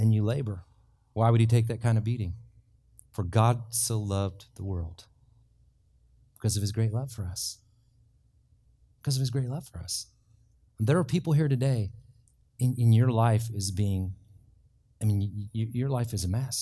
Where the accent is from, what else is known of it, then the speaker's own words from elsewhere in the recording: Ireland; I'm from Ireland